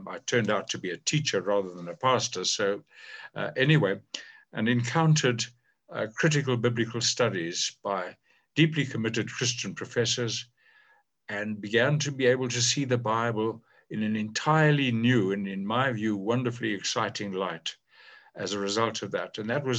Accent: South Africa; Growing up under apartheid

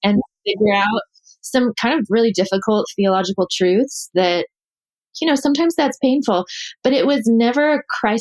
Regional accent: Dallas, Texas, United States; moved away as an adult; also born or lived in the Carolinas; I am from Dallas, grew up there

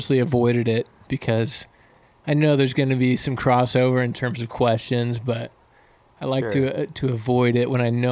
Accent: California, United States; who's only lived in California his whole life.

